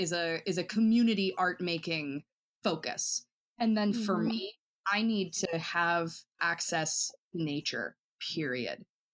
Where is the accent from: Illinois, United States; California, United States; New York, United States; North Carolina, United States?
North Carolina, United States; Asheville; You know, like I grew up moving all over the South, and I always say that I grew up in Asheville, North Carolina, just because that's where my family sort of settled after a lot of moving.